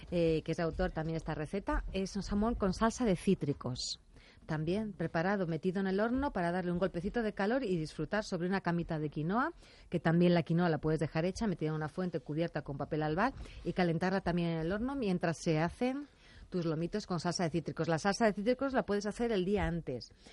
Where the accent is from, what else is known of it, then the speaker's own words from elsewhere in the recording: Asturias, Spain; yo soy de Asturias